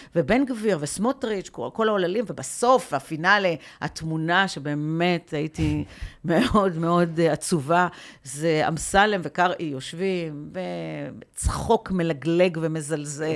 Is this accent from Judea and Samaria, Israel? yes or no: no; Afula, Northern District, Israel; also born or lived in Ramla; now in Tel Aviv, Israel; אני גדלתי בעיר ימנית, אני גדלתי בעיר, אה, בעפולה